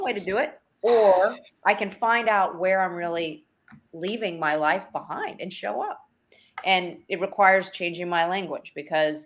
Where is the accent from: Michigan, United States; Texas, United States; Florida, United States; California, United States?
Texas, United States; we're from Texas, so you got to understand. We live in Texas.